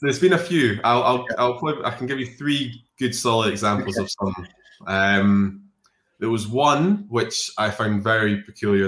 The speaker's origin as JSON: {"language": "English", "region": "Scotland", "country": "United Kingdom", "said": "a Scottish drinking person"}